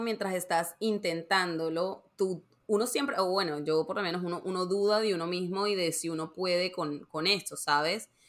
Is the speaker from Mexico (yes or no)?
no; Barranquilla, Atlántico, Colombia; moved away; also born or lived in Savannah, Georgia / New York; yo me mudé de, Barranquilla, que de donde soy, yo soy de Colombia